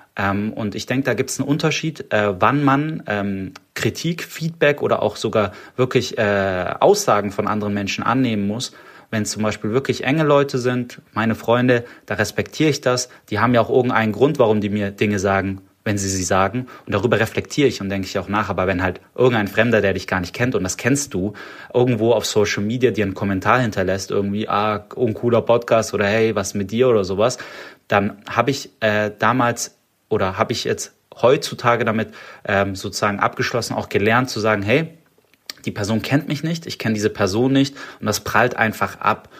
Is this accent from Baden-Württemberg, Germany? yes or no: yes; Stuttgart, Baden-Württemberg, Germany; accent: Swabian; ich bin Schwabe, ich komme aus Stuttgart. Äh, ich, ich schwäbe nicht so oft, aber das es kann passieren. Und äh, ich bin ja natürlich, ich bin hier auch geboren in Stuttgart